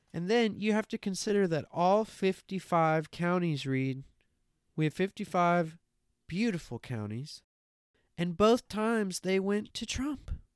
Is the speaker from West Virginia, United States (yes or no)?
yes; West Virginia, United States; I'm from West Virginia too.